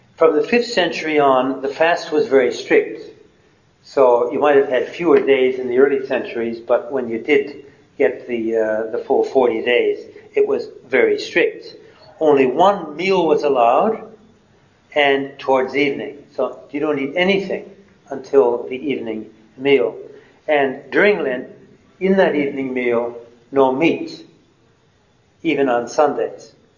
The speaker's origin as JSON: {"language": "English", "region": "Wisconsin", "country": "United States", "moved": "yes", "said": "I came from Wisconsin where there was snow on the ground for the better part of three months"}